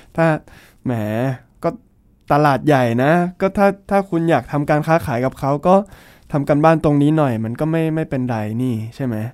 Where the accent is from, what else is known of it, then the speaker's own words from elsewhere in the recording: Thailand; now in China; เราเป็นคนไทย